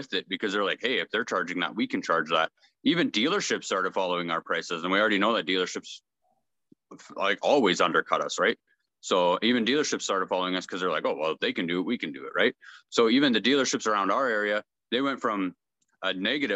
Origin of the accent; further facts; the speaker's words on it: Brandon, Manitoba, Canada; I'm from Brandon, Manitoba in Canada.